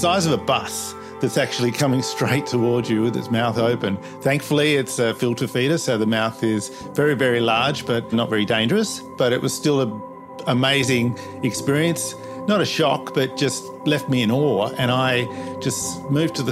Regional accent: Perth, Western Australia, Australia; I'm from Perth, Western Australia

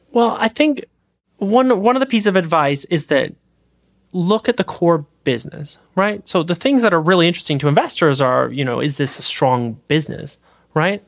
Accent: Canada; moved away as an adult; now in California, United States; I'm a Canadian citizen.

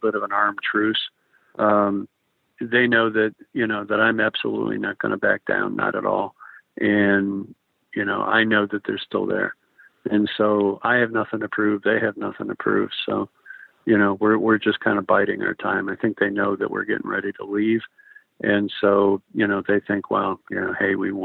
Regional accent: Chicago, Illinois, United States; moved away; I'm from Chicago

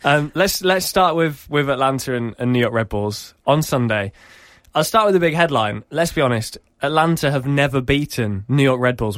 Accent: Norwich, East of England, United Kingdom; my hometown of, uh, of Norwich

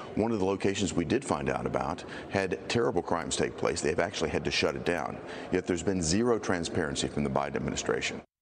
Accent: Tennessee, United States; my home state of Tennessee

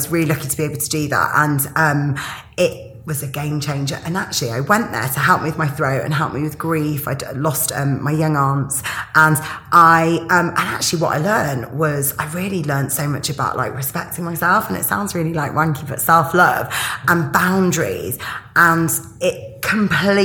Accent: Yorkshire and the Humber, United Kingdom; my family are Greek. I'm from Yorkshire

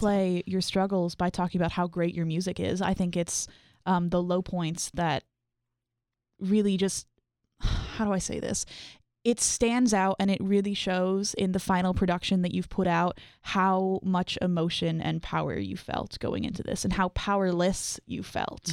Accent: Ottawa, Ontario, Canada; moved away; I'm from Ottawa

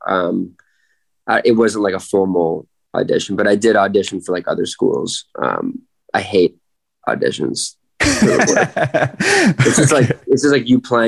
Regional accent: Santa Monica, California, United States; I was born in LA, Santa Monica

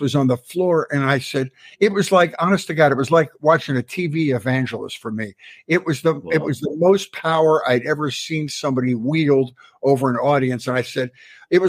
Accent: Philadelphia, Pennsylvania, United States; I grew up in Philadelphia, Pennsylvania

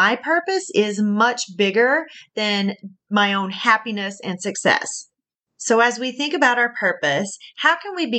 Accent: the South, United States; accent: southern; my southern accent is coming through strong

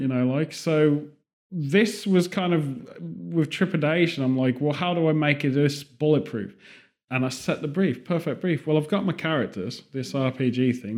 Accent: United Kingdom; moved away; also born or lived in California; Being British

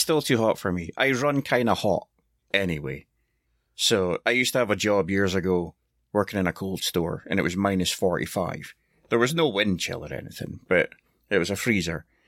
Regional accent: Scotland, United Kingdom; I'm Scottish

